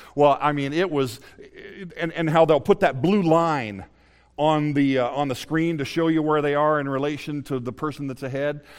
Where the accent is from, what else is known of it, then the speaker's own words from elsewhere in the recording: Indianapolis, Indiana, United States; was born and raised in Indianapolis, Indiana